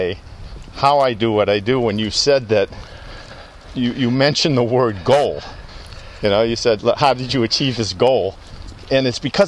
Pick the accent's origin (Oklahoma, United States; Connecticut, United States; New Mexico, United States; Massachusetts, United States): Massachusetts, United States; outside of Boston; born or raised there; also born or lived in Louisiana